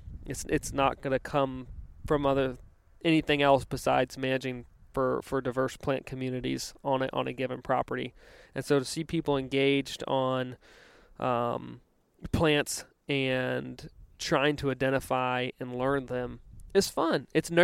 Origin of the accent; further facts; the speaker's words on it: Virginia, United States; growing up on the East Coast in Virginia, river breaks wasn't a term that was extremely common out there.